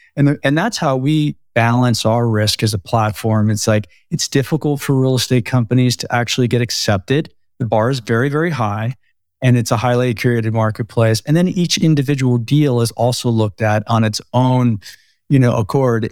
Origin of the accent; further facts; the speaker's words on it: New Jersey, United States; moved away as an adult; also born or lived in Brooklyn, New York / Boulder, Colorado / San Francisco, California; now in Bend, United States; born in Brooklyn, raised in Jersey